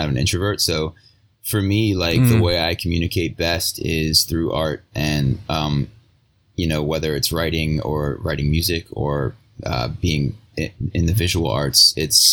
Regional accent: Virginia, United States; I'm originally from Virginia, and I still, most of my work is Virginia-based photography

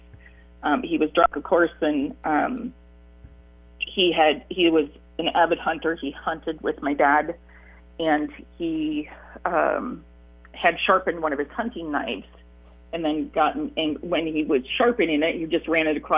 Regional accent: Michigan, United States; also born or lived in Iowa; So we moved from Michigan to Iowa for a couple of years

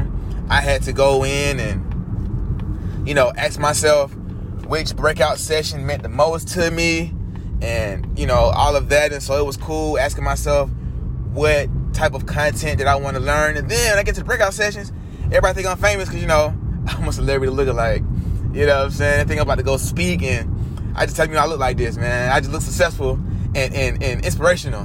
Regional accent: Atlanta, Georgia, United States; moved away as an adult; now in California, United States; I'm from Atlanta, you know, Black Mecca

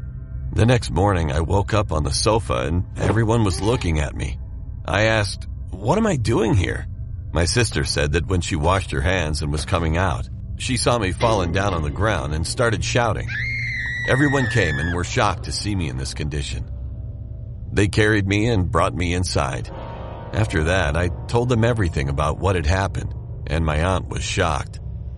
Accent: India; I'm from India, and this story I'm going to tell will never be forgotten in my life.

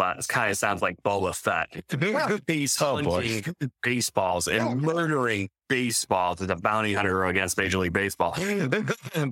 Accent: Rochester, New York, United States; I'm from Rochester

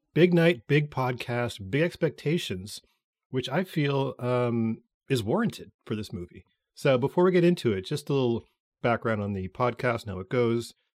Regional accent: Canada; we're Canadian

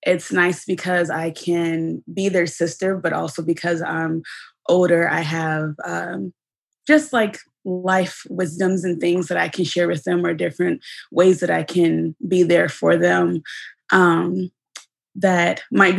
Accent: Dayton, Ohio, United States; also born or lived in Columbus, Ohio / New York; I'm originally from Dayton, Ohio. I was born and raised here.

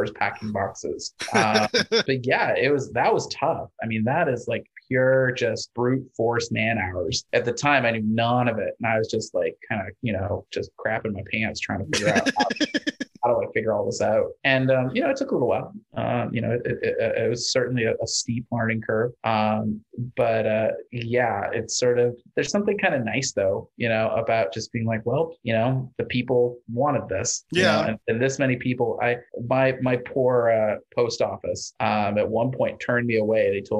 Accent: Missouri, United States; moved away; I grew up in Missouri

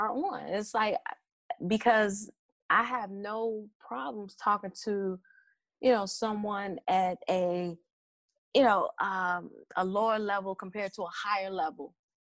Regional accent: Chicago, Illinois, United States; I'm from Chicago

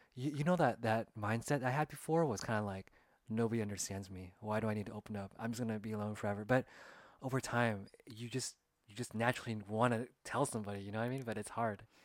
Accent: California, United States; we're both Asian American and we grew up in California

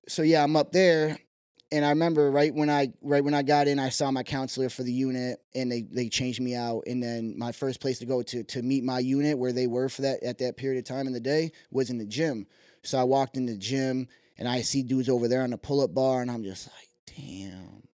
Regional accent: Syracuse, New York, United States; also born or lived in Malone, New York / South Dakota; Moved to Syracuse, probably, like, first grade ages. Growing up on the west side

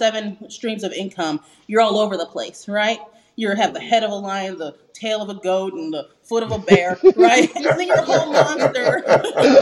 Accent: Las Vegas, Nevada, United States; I'm originally from Las Vegas

